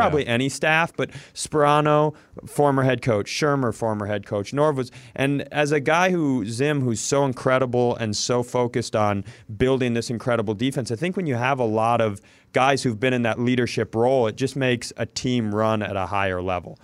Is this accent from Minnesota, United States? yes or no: yes; Worthington, Minnesota, United States; I grew up in Worthington, Minnesota.